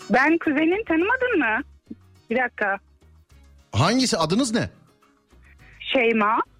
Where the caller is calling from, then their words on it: Manisa, Turkey; Siz neredesiniz acaba? Ben Manisa'dan. Manisa'dan.